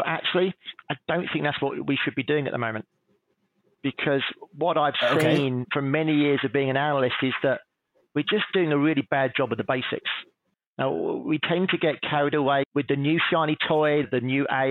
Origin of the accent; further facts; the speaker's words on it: England, United Kingdom; being English